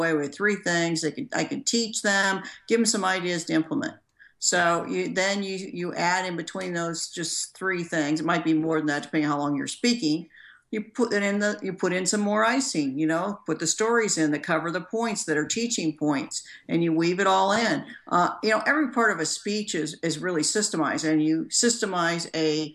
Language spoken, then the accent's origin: English; Gary, Indiana, United States; I'm from Gary, Indiana. That's a rough place to grow up.